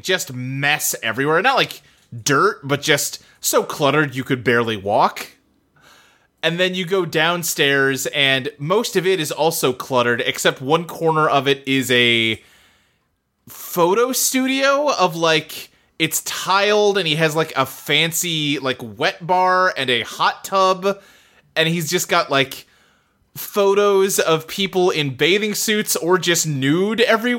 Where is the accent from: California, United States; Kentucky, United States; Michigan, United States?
Kentucky, United States; Yeah, I never did it, but I grew up like near Louisville, and they have a decommissioned tuberculosis hospital that they would give tours of around Halloween time.